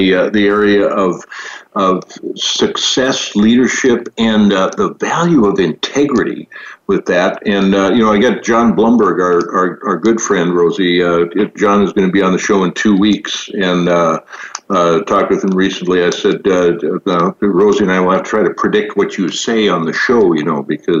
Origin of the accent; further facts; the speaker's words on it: Valley City, North Dakota, United States; I grew up in a little town called Valley City.